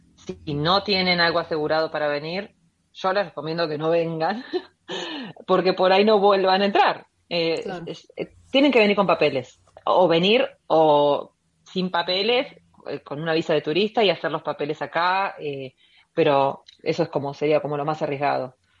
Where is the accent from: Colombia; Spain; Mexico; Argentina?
Argentina; Mar del Plata, Buenos Aires Province; moved away as an adult; now in United States; una argentina viviendo en los Estados Unidos.